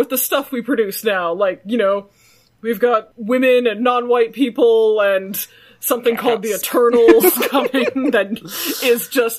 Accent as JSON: {"language": "English", "town": "Toronto", "region": "Ontario", "country": "Canada", "tie": "born or raised there", "said": "this is what it was like growing up in Toronto with my Korean parents."}